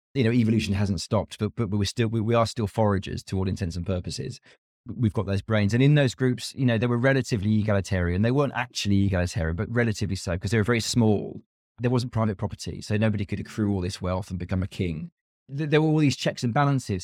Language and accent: English; United Kingdom; being a Brit